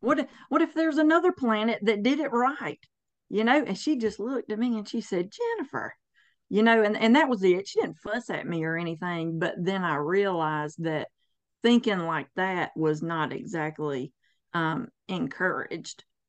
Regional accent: the Bible Belt, the South, United States; born and raised in the Bible Belt, the armpit of the South

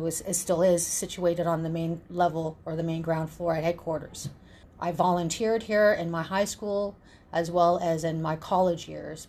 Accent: Toronto, Ontario, Canada; born or raised there; also born or lived in Lac Seul, Ontario

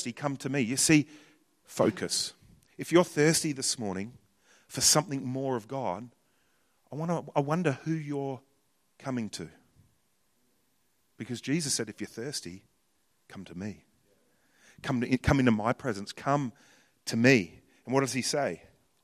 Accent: New Zealand; I'm from New Zealand

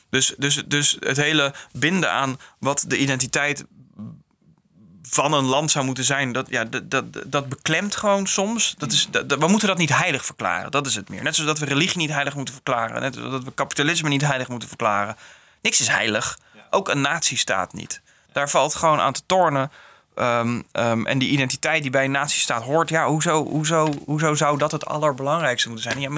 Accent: Netherlands; Ik ben een Nederlander en ik ben way anders dan een Duitser.

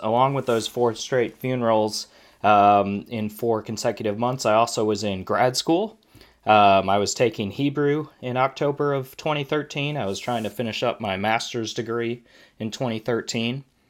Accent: Wisconsin, United States; now in North Carolina, United States; Growing up in Wisconsin

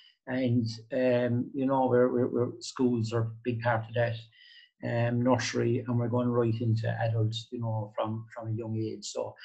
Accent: Buttevant, Munster, Ireland; I'm from Bodivant originally.

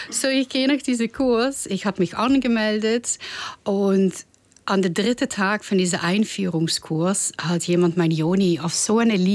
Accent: Netherlands; German is a second language; ich meine, ich komme aus den Niederlanden. Ich bin sehr experimentierfreudig

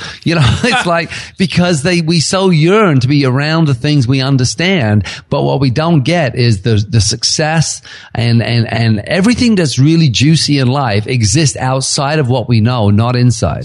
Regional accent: England, United Kingdom; now in Kelowna, Canada; I was from England originally. I now live in Canada. I'm a Canadian citizen

